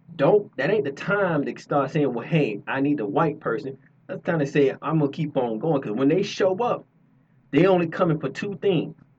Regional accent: Georgia, United States; I am born and raised in Georgia

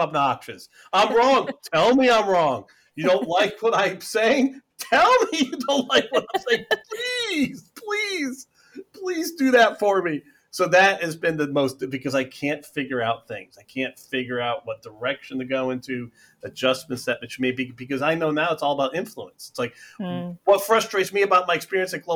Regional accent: United States; being American

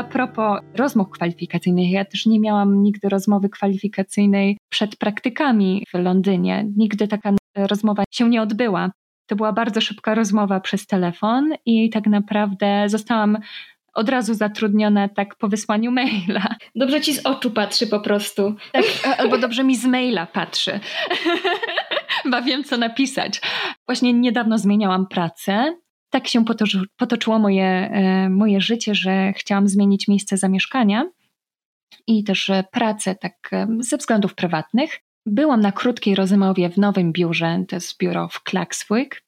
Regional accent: Poland; moved away as an adult; also born or lived in Faroe Islands; jestem z Polski

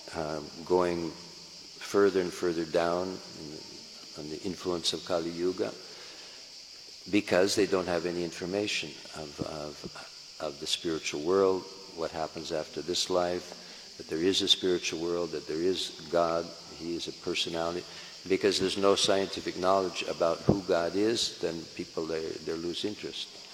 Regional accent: San Francisco, California, United States; I'm from San Francisco

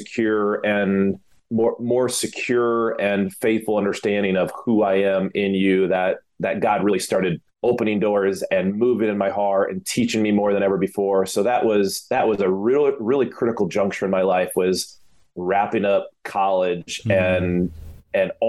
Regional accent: Michigan, United States; moved away; come from a home that my dad was a minister. He was a pastor up in Michigan. And so again, being a middle child, small town

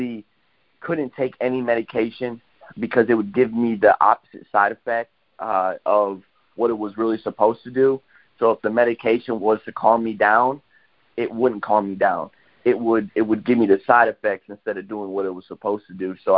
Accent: Waterford, Michigan, United States; I'm from Waterford, Michigan

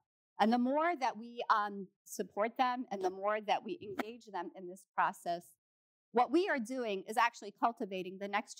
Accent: United States; as American Muslims

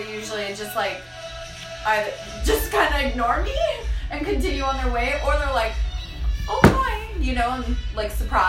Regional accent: Saskatchewan, Canada; because I grew up in Saskatchewan.

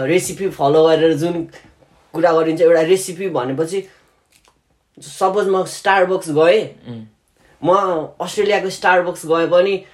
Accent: Dolalghat, Jyamdi, Bagmati, Nepal; now in Australia; मेरो गाउँ उता दोलालघाट होइन उतापट्टि ज्याम्दी भन्छ

